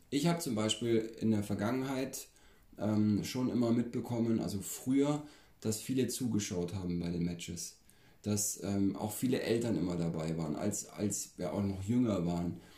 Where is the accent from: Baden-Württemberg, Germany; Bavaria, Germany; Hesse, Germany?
Bavaria, Germany; bei uns in Bayern